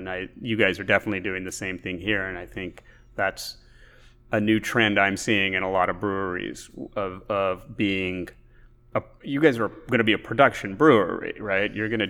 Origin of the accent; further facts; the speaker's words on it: Alabama, United States; now in Texas, United States; I moved to Texas from Alabama in 1988 and moved to Central Texas, which has a strong German tradition.